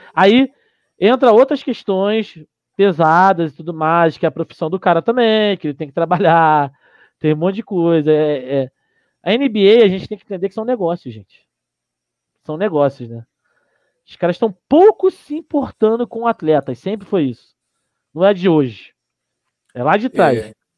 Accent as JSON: {"language": "Portuguese", "country": "Brazil", "also_born_or_lived": "Curitiba", "said": "A gente é brasileiro"}